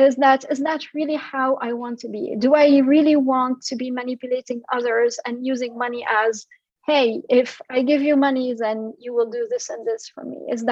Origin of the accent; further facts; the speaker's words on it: France; born there; I come from an immigrant family. So my family is originally from Syria, and I was born in France.